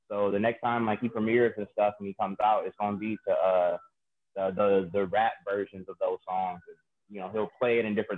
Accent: Cleveland, Ohio, United States; I'm from Cleveland, Ohio

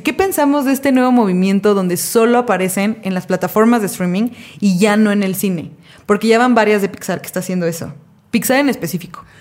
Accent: Mexico; como mexicanos que somos, eh, vivimos en un país donde la cultura está muy arraigada

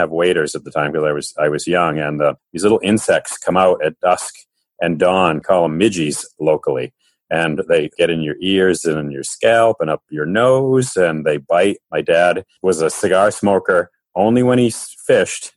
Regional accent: Beverly, Massachusetts, United States; also born or lived in Ipswich; I grew up on the North Shore up in Beverly, and I've lived in Ipswich since 1982.

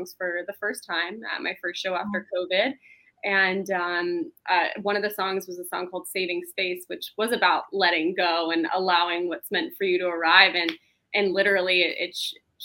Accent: Los Angeles, California, United States; also born or lived in Canada; I grew up in Los Angeles and my dad was in the film industry

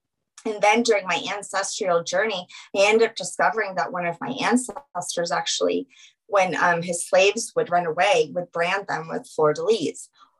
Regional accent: Louisiana, United States; now in Colorado, United States; I live in Colorado, but because I'm from Louisiana, I've always had like this desire to go back there and it is my home and my love.

